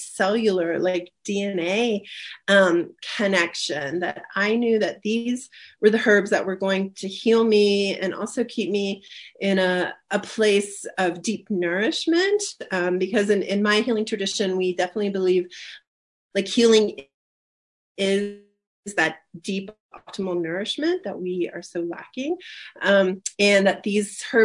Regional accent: rural Ohio, United States; now in Colorado, United States; where I grew up in Ohio, rural Ohio

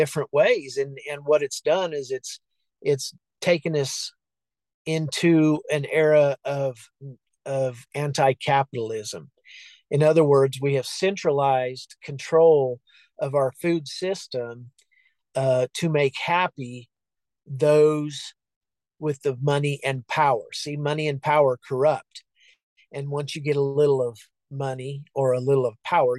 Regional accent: Colorado, United States; also born or lived in Texas; both communities that I live in now and I grew up in Colorado

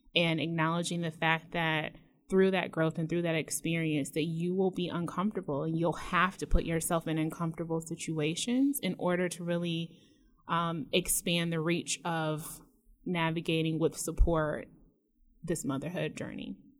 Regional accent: Metro Detroit, Michigan, United States; moved away as an adult; I moved away from Michigan and I lived out of state and like everyone else, when I was asked, you know, where I was from, I said Detroit

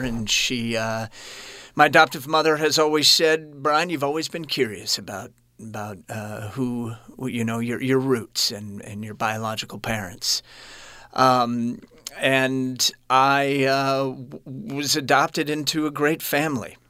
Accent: Kansas City, Missouri, United States; I was born in Kansas City, and those of you listening, it sits on the border of Kansas and Missouri

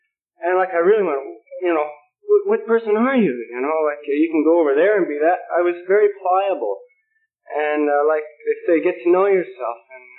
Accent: Vancouver, British Columbia, Canada; And I came down from Vancouver, B.C., for your Young People's Convention.

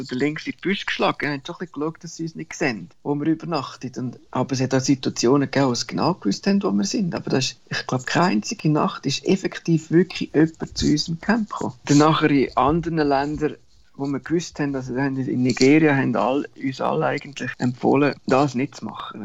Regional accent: Sachseln, born in Stans, Central Switzerland, Switzerland; accent: mixed Central Swiss / Bernese; moved away as an adult; now in Borneo; ich bin so äh, Zaltnach aufgewachsen, Stanz geboren, in Zaltnach aufgewachsen.

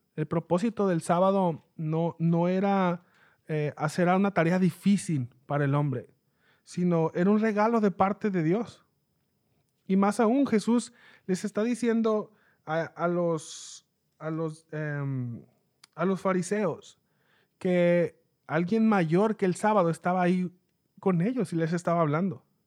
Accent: Mexicali, Baja California, Mexico; yo soy de Mexicali, México.

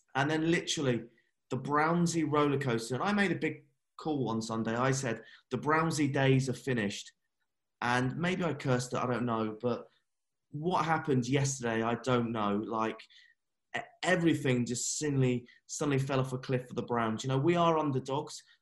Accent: England, United Kingdom; I'm English

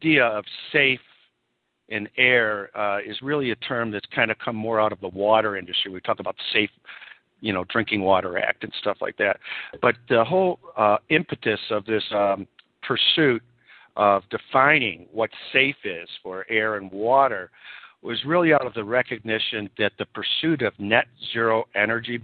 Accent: Buffalo, New York, United States; moved away as an adult; also born or lived in Rochester, New York / California; now in San Francisco, United States; I'm originally from Buffalo, New York

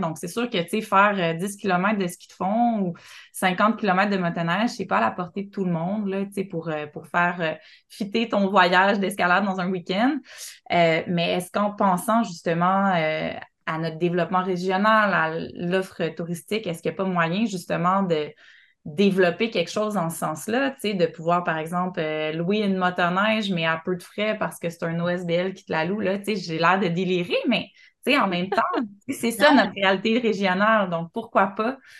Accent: Montreal, Quebec, Canada; now in Côte-Nord, Canada; je suis Montréalais

